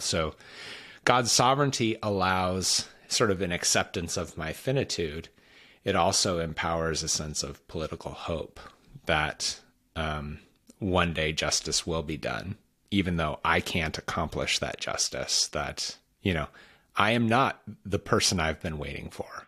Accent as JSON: {"language": "English", "region": "Washington", "country": "United States", "said": "I'm from Washington State, not Washington, D C. And out in Washington State, we don't really trust the people on the East Coast"}